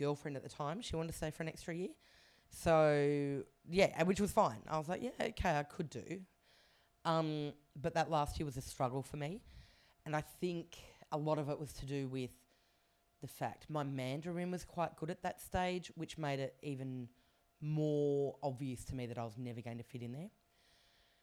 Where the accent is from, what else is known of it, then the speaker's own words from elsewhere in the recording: Canberra, Australian Capital Territory, Australia; moved away as an adult; also born or lived in Taiwan; I grew up in Canberra